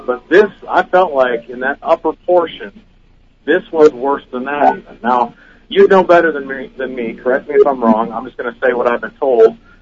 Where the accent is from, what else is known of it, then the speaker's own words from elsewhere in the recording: Minnesota, United States; moved away as an adult; now in Birmingham, United States; I'm from Minnesota, and uh, I moved to Birmingham, Alabama, recently